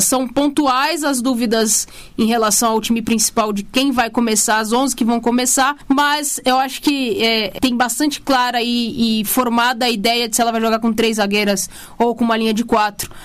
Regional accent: Brazil; a gente é brasileiro

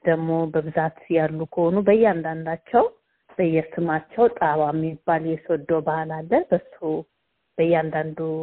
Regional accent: Addis Ababa, Ethiopia; moved away as an adult; also born or lived in Sodo Gurage; now in Brisbane, Australia; እኔ የተወለድኩትም ያደግኩትም አዲስ አበባ ነው።

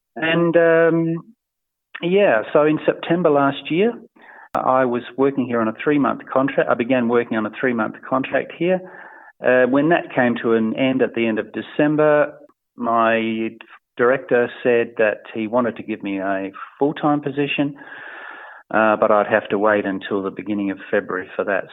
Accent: Adelaide, South Australia, Australia; moved away as an adult; also born or lived in Melbourne; now in Armenia; I was born and raised in Adelaide, South Australia

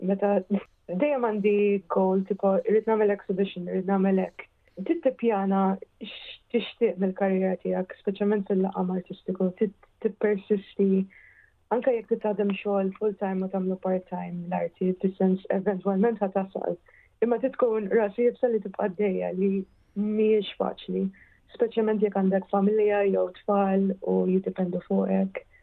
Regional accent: Malta; moved away as an adult; now in London, United Kingdom; kelli bżon nitlaq minn Malta

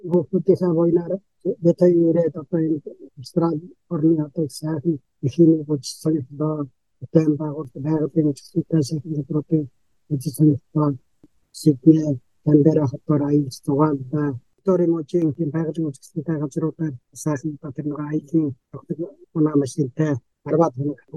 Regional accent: Mongolia; хөдөө төрж өссөн.

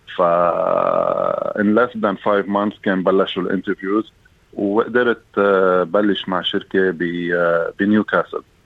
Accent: Lebanon; moved away as an adult; now in Australia; جاي من لبنان

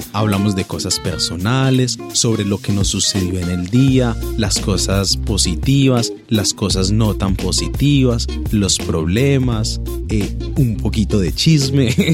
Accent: Pereira, Risaralda, Colombia; moved away as an adult; now in Australia; de Pereira, mm, en Colombia nos consideran de que somos parte de los paisas

